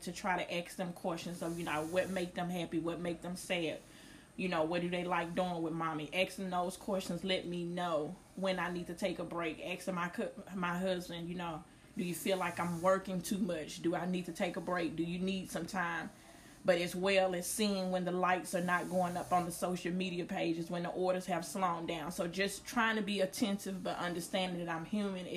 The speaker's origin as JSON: {"language": "English", "town": "Greenville", "region": "Mississippi", "country": "United States", "tie": "born or raised there", "moved": "as an adult", "lives_now": "Oklahoma City, United States", "said": "Originally from Greenville, Mississippi. I now reside in Oklahoma City, where I've been for the last 10 years"}